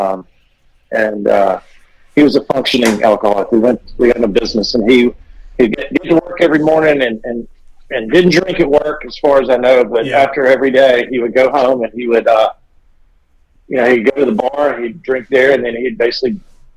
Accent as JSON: {"language": "English", "town": "Macon", "region": "Georgia", "country": "United States", "said": "I'm from Macon, Georgia, a little south of Atlanta."}